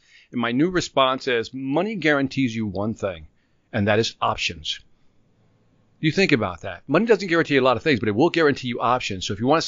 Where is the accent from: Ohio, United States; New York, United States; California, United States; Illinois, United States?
Illinois, United States; Chicago; moved away as an adult; also born or lived in Minnesota / Puerto Rico; now in Atlanta, United States; Born and raised in Chicago. My family is originally from Puerto Rico, but they moved to Chicago in the late 50s.